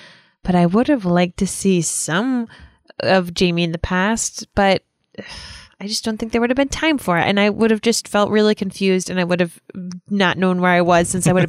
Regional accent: Rhode Island, United States

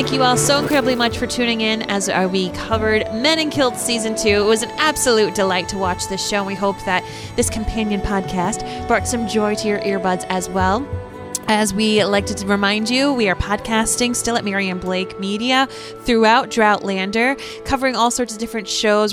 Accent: United States

